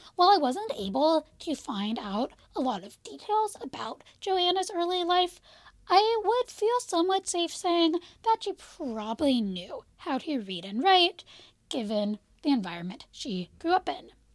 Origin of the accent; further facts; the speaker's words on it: United States; I am an American